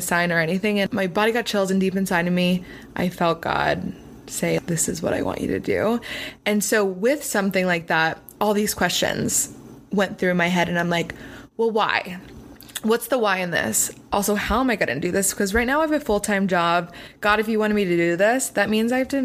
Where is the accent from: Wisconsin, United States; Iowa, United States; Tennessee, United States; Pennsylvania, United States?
Pennsylvania, United States; now in Los Angeles, United States; I'm not from LA. I'm from Pennsylvania.